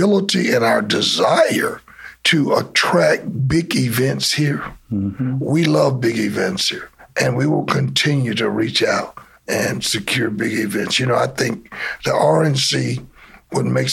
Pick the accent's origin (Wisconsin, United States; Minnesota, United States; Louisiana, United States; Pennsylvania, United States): Louisiana, United States; Shreveport; now in Charlotte, United States; I'm from Shreveport